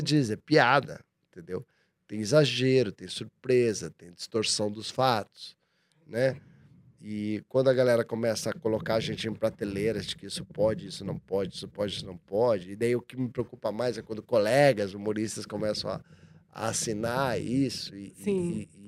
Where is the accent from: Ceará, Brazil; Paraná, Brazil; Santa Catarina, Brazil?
Paraná, Brazil; Curitiba; now in São Paulo, Brazil; sou de Curitiba